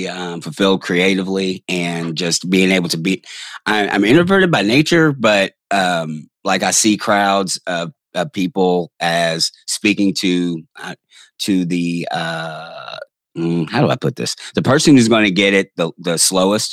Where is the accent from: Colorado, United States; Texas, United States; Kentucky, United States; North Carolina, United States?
Kentucky, United States; Louisville; I'm from the front woods of Kentucky because I am from Louisville